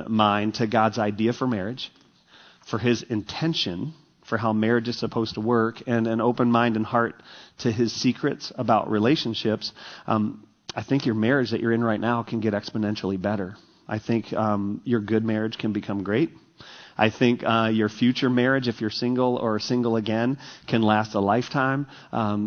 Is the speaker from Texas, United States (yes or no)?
yes; Texas, United States; moved away as an adult; also born or lived in Michigan; growing up in Texas, we had really shallow bunkers